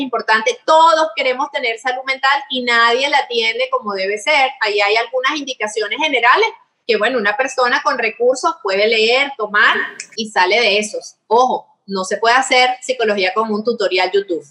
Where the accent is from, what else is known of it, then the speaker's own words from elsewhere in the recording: Venezuela; los venezolanos